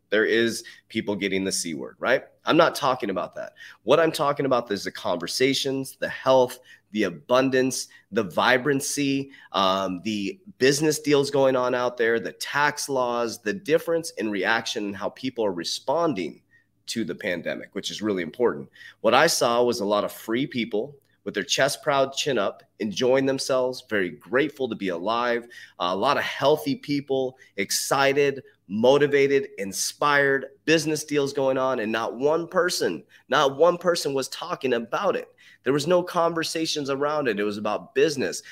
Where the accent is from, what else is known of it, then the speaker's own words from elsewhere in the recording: United States; I'm an American. Trust me, I am so proud to be an American